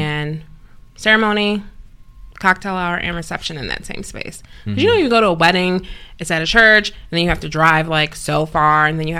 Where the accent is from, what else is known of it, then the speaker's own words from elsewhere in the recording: Downers Grove, Illinois, United States; also born or lived in Chicago, Illinois; I'm from Downers Grove. It's a western suburb in Chicago.